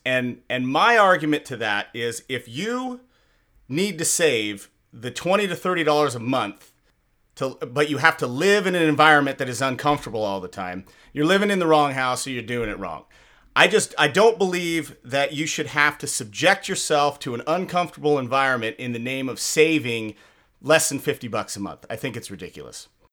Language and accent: English; just south of Seattle, Washington, United States; growing up in Washington, um, uh, just south of Seattle